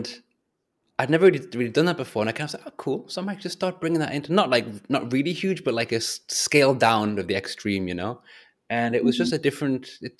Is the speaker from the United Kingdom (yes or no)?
yes; England, United Kingdom; I'm English